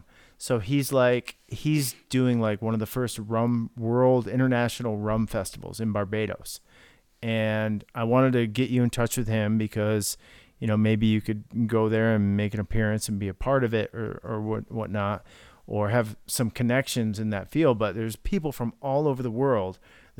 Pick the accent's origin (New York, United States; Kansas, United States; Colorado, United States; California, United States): New York, United States; also born or lived in Richmond, Virginia; I was born there. I mean, but I grew up in New York.